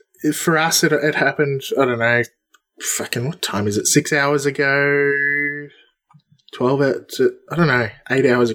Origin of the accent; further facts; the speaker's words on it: Melbourne, Victoria, Australia; did you come to Melbourne? Did you come to my hometown